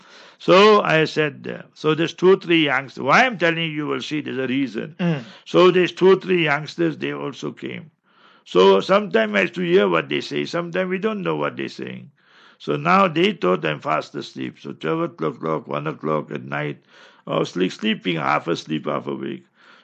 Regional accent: Karachi, Sindh, Pakistan; English is a second language; I came for a holiday from Karachi and I had to go back.

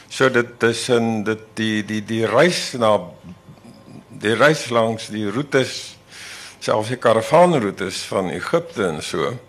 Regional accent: Laingsburg, Western Cape, South Africa; moved away; Ek kom van Lensburg, van Middelplaas. En ek daar was 12 kinders in matriek

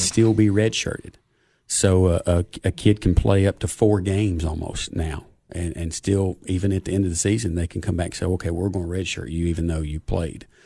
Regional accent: Cookeville, Tennessee, United States; me growing up in Cookville

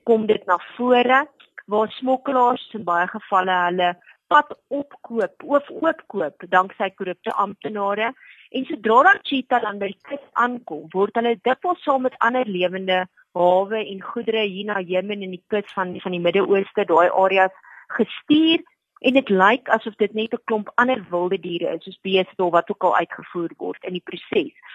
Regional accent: South Africa; as Suid-Afrikaners weet ons

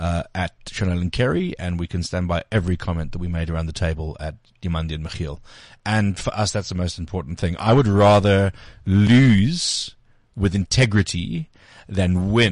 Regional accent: Benoni, Gauteng, South Africa; I'm from Benoni.

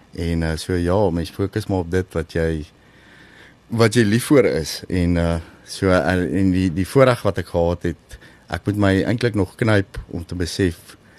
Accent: South Africa; also born or lived in Lowveld, Mpumalanga

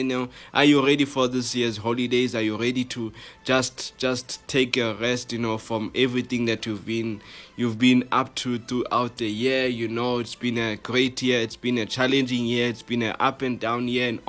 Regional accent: South Africa; here in our country

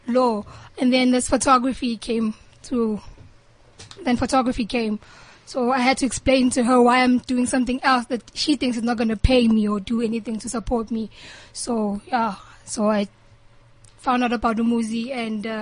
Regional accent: Heidelberg, Gauteng, South Africa; I'm from Rotunda, Heidelberg, small town in Heidelberg called Rotunda

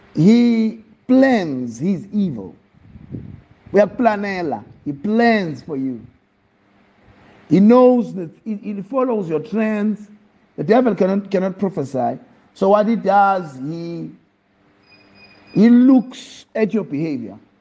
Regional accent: Eastern Cape, South Africa; moved away; also born or lived in Pietermaritzburg / Johannesburg / Empangeni; I was born in Eastern Cape. I grew up, I was in. I was raised with a Xhosa family, staunch Xhosa family

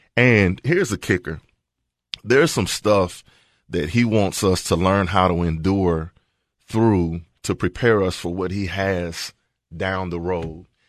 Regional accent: Walter Hill, Tennessee, United States; also born or lived in Murfreesboro; I went to Murfreesboro schools, but I grew up in Walter Hill, which is outside of Murfreesboro.

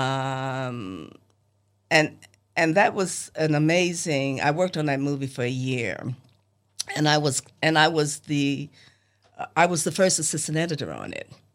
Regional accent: New York City, New York, United States; also born or lived in Los Angeles, California; now in Selma, United States; as a kid growing up in Harlem

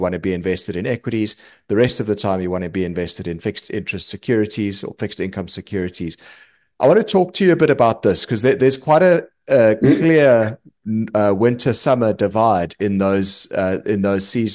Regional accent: South Africa; moved away as an adult; now in London, United Kingdom; I'm from South Africa originally. You might tell from the accent. I'm now based in London

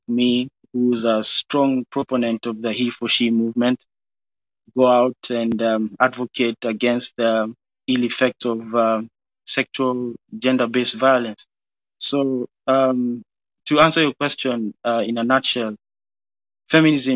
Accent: Kenya; moved away; My parents gave birth to me and my siblings in a foreign land. I was born in Kenya

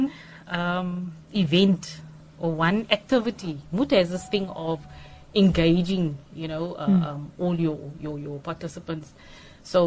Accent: Johannesburg, Gauteng, South Africa; moved away as an adult; now in Cape Town, South Africa; I grew up in Johannesburg, got married

